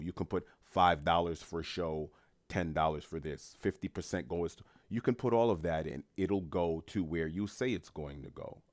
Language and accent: English; New York City, New York, United States; I'm first generation Haitian American. Born and raised in New York City